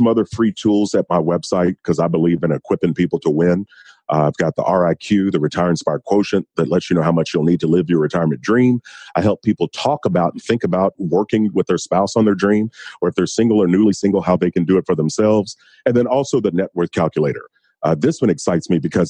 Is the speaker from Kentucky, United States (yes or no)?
yes; Kentucky, United States; I'm from Kentucky